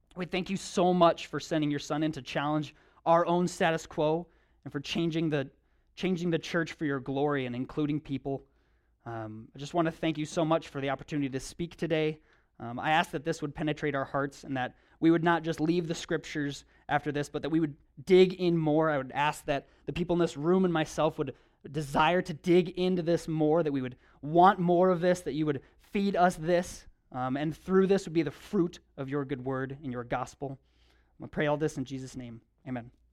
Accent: United States

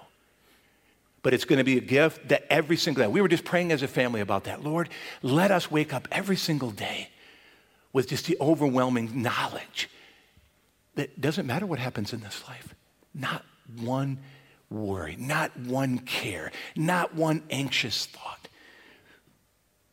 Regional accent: Michigan, United States; growing up in Michigan, you might get some outdoor toys that you couldn't enjoy until the spring.

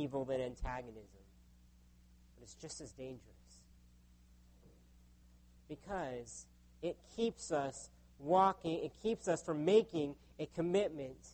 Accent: United States; now in Canada; My home country of the U.S.

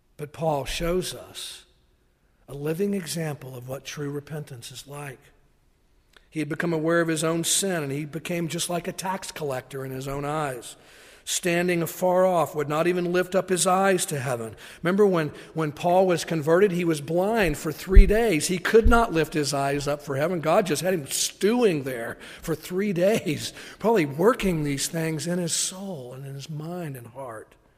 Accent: Tennessee, United States; moved away; I grew up in Tennessee, that's what we say, church folk

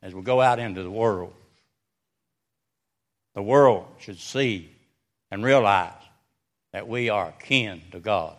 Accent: Wilkesboro, North Carolina, United States; I come from Wilkesboro, North Carolina

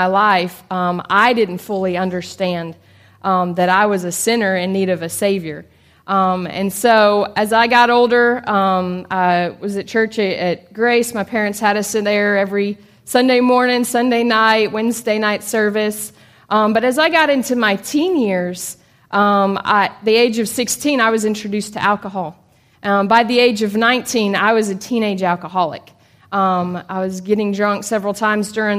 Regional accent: Chattanooga, Tennessee, United States; also born or lived in Liberia; I was born and raised here in Chattanooga

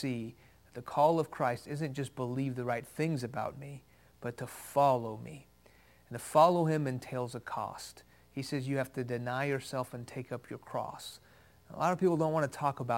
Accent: Houston, Texas, United States; first language Farsi; English is a second language; also born or lived in Iran; I was born in Houston. When I was 2 years old, my family moved to Iran, where my parents are from. When I was 6 years old, the Islamic Revolution of the late 70s hit that country. We moved back to Houston

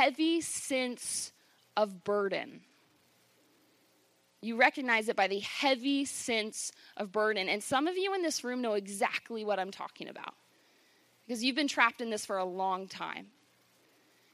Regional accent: Virginia, United States; I grew up on the Chesapeake Bay in Virginia with my family

